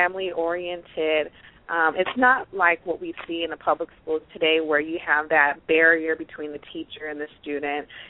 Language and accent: English; Pittsburg, California, United States; I'm from Pittsburgh, California. I was born, raised out here in the West Coast